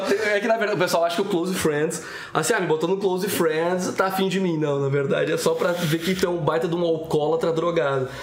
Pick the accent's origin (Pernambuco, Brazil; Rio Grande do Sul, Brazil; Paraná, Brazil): Rio Grande do Sul, Brazil; Estrela; nós somos de Estrela, que é uma cidade a mais ou menos 120 km de Porto Alegre